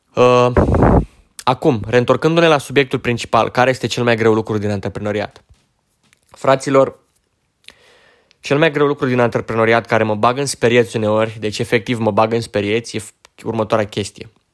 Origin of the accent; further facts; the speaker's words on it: Romania; sunt român, dracu, adică fac parte dintre români